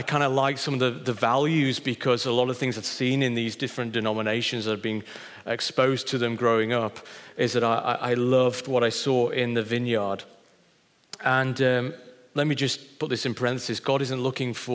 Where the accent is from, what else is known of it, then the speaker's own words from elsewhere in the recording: Wakefield, Yorkshire and the Humber, United Kingdom; moved away; Christ found me in a cathedral in Wakefield when I was 8 years old